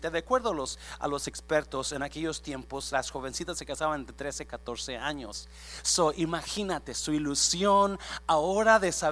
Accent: Mexico; moved away as an adult; now in United States; Yo recuerdo exactamente cuando me vine para acá de México, así como muchos de su país se vinieron con la ilusión y sus planes

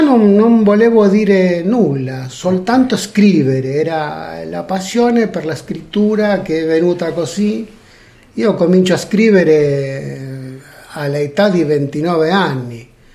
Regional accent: Buenos Aires Province, Argentina; also born or lived in Abruzzo, Italy; now in Italy; Io sono nato in Argentina.

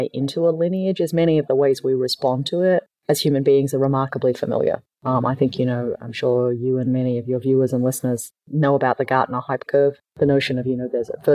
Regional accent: Australia; moved away; also born or lived in Palo Alto; I'm Australian

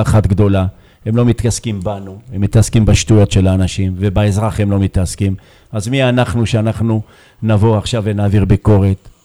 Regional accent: Beersheba, Southern District, Israel; באר שבעי גאה

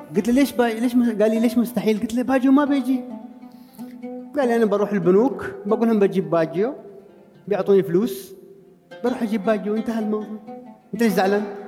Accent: Oman; انا عماني بدرب في البرازيل

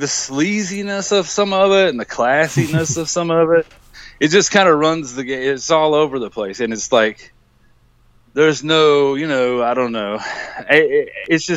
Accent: United States; being an American

